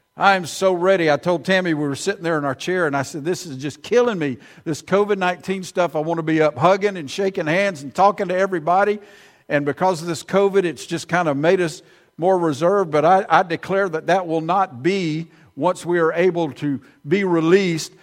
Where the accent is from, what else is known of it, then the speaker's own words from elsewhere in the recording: Prattville, Alabama, United States; now in Millbrook, United States; I grew up in Prattville, but I hadn't lived there in forty years